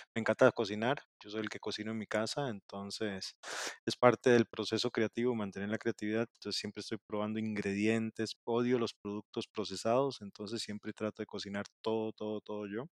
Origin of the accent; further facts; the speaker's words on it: Costa Rica; also born or lived in Mexico; soy de Costa Rica